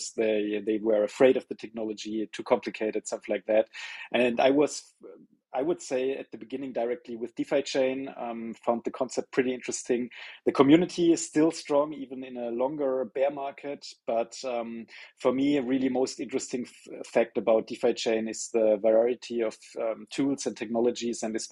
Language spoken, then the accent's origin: English; Germany; moved away as an adult; now in Portugal; I'm from Germany. I moved 2 years ago to Portugal, where I live right now with my family.